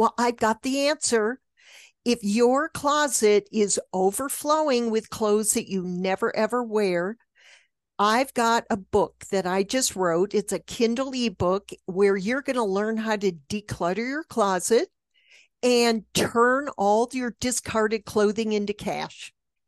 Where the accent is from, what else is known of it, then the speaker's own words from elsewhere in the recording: New York, United States; now in Los Angeles, United States; We moved here when they were two from New York. So I always think of myself as a New Yorker.